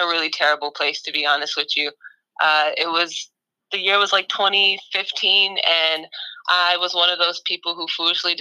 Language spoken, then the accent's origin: English; New York City, New York, United States; I grew up in Jamaica, Queens, in a food desert and in a fitness desert